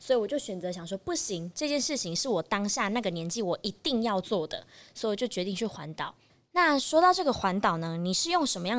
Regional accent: Taichung, Taiwan; 设定我是台中人，不用设定，我就是台中人

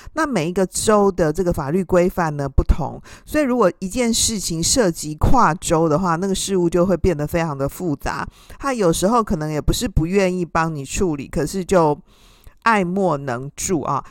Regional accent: Taiwan; 像我们台湾人，我们也就是有色人种嘛

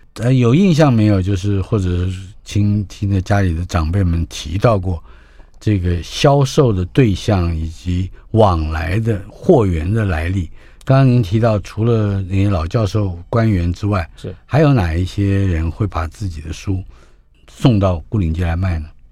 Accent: Taipei, Taiwan; 我小时候住在台北辽宁街，马路，大马路就是南京东路

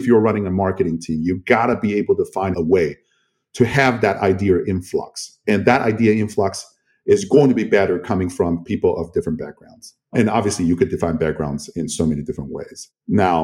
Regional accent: Kaohsiung, Taiwan; I was born and raised in Kaohsiung

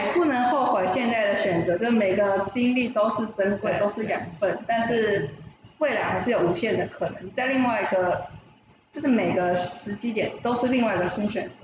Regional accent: Hsinchu, Taiwan; moved away; 因为我是新竹人，所以他希望我回新竹这样

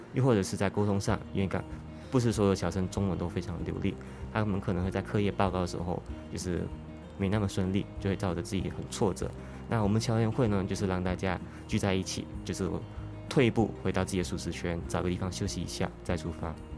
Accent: Malaysia; moved away as an adult; now in Taiwan; 我是来自马来西亚

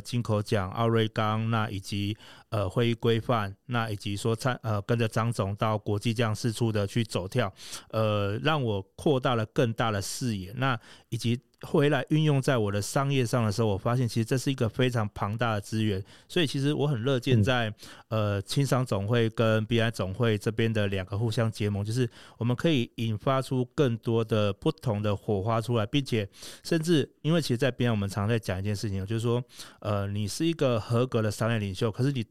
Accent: Taiwan; 我们台湾人

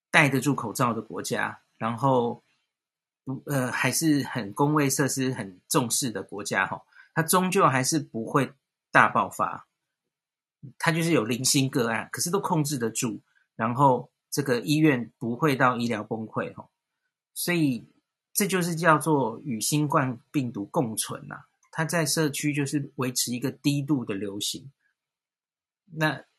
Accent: Taipei, Taiwan; 我们台北人

